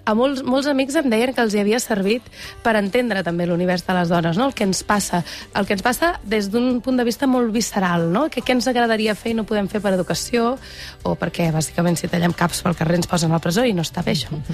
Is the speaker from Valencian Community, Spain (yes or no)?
no; Igualada, Catalonia, Spain; Jo sóc d'Igualada.